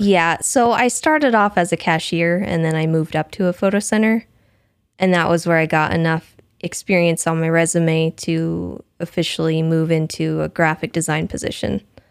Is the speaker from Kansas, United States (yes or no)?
no; Missouri, United States; moved away as an adult; also born or lived in Washington State; now in Washington, United States; when I was about eight, I think we moved to Missouri, and I lived for, in Missouri for sixteen years or so